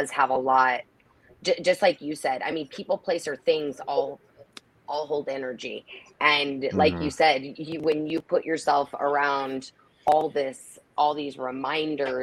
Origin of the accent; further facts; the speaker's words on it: Nebraska, United States; moved away as an adult; also born or lived in Fort Lauderdale, Florida; When I moved back home, because I was from Nebraska, and then I moved to Fort Lauderdale for work, and then I moved back here.